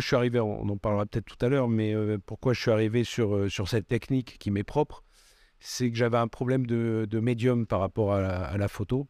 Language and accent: French; Bordeaux, Nouvelle-Aquitaine, France; also born or lived in Aveyron / Paris; suis pas né à Bordeaux. Je suis né en Aveyron. mais mes parents ont migré à Bordeaux quand j'avais 3 ans et, j'ai grandi à Bordeaux